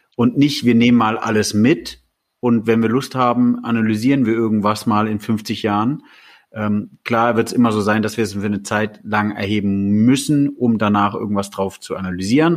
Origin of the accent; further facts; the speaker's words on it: Germany; wir als Deutsche